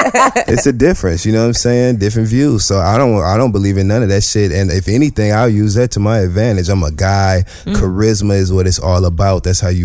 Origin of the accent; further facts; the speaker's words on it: Michigan, United States; now in New York City, United States; I'm from Michigan.